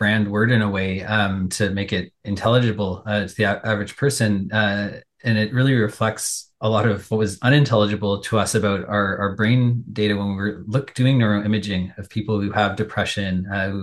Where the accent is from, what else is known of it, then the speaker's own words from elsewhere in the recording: Toronto, Ontario, Canada; I'm a Toronto kid